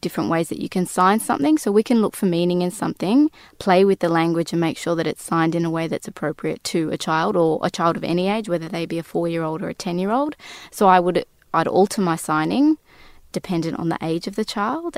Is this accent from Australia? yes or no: yes; Australia; we as Australian interpreters